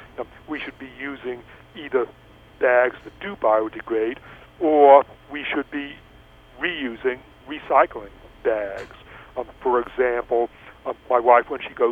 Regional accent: East Coast, United States; now in Los Angeles, United States; I grew up in the East Coast

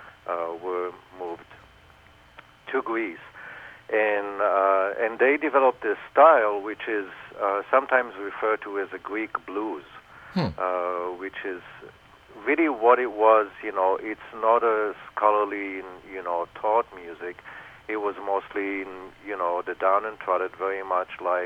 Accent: Israel; growing up in Israel

